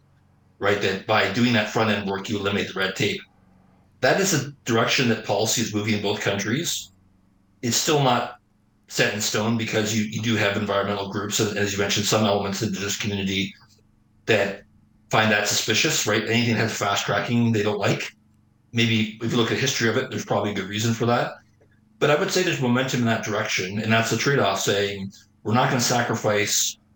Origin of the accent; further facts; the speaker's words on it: Ontario, Canada; I grew up in Ontario, so I'm all for the Rust Belt and the Golden Horseshoe and the auto community. Those are my people.